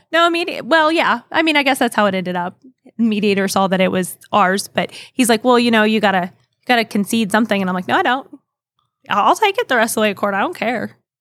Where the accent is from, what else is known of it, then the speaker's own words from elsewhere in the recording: Kansas, United States; moved away as an adult; also born or lived in Oklahoma; my hometown back in Kansas